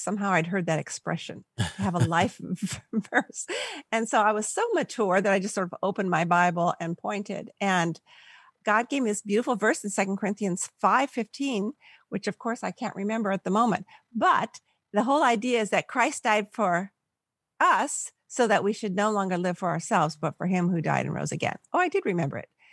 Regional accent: Palos Verdes, California, United States; also born or lived in Milwaukee; now in San Luis Obispo, United States; I grew up in Southern California, about a mile from the beach. Uh, Palos Verdes, it's by Long Beach

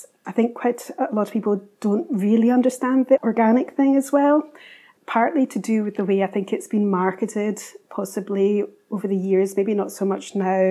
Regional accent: Glasgow, Scotland, United Kingdom; now in Highlands, United Kingdom; I'm originally from Glasgow, but I did a lot of travelling.

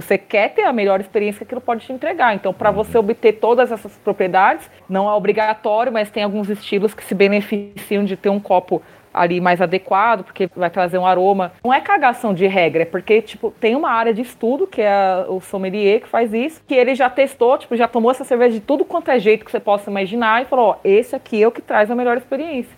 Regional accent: Brazil; Eu saí, do Brasil para passar calor na Bélgica

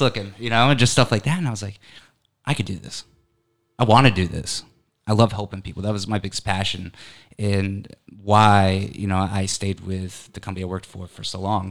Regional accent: Connecticut, United States; I'm originally from Connecticut. So I lived in Connecticut my whole life

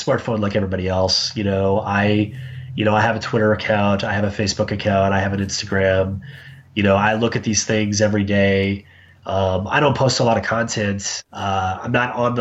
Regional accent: Dallas, Texas, United States; moved away as an adult; also born or lived in New York / Savannah, Georgia; now in Chicago, United States; I live in Chicago. I grew up in Dallas

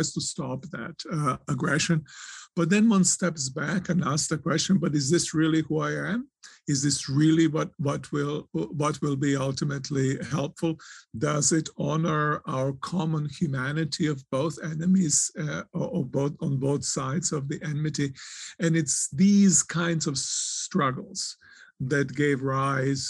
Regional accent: Serbia; moved away; also born or lived in Croatia; I was born in Croatia. I was raised in Serbia

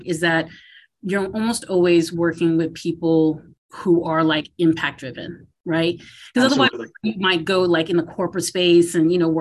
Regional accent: Massachusetts, United States; moved away as an adult; also born or lived in Philadelphia / Washington, D.C.; I grew up in Massachusetts

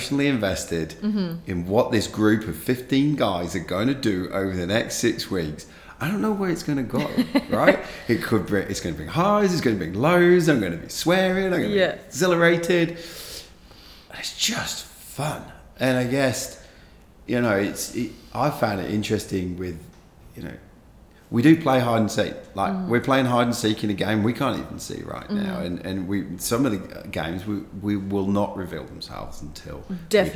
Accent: England, United Kingdom; being an English sporting fan

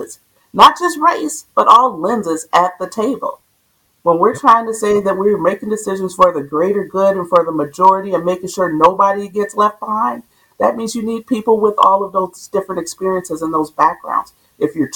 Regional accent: Minneapolis, Minnesota, United States; I grew up in South Minneapolis.

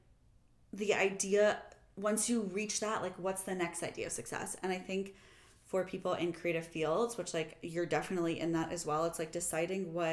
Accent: Kansas City, Missouri, United States; moved away as an adult; also born or lived in New York / Los Angeles; I'm also from Kansas City.

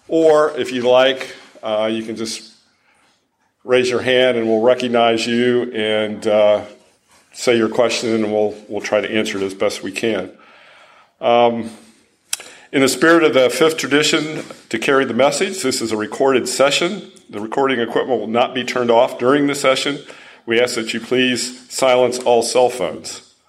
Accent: Franklin, Tennessee, United States; I'm from Franklin, Tennessee.

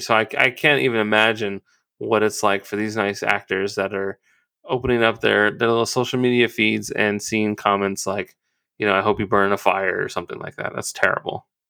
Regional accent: Twentynine Palms, California, United States; my hometown of Twenty-Nine Palms

